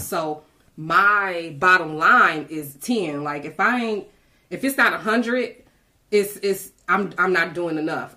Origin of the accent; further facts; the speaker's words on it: Detroit, Michigan, United States; I'm a seven mile girl. I grew up in Detroit, West mm-hmm. Side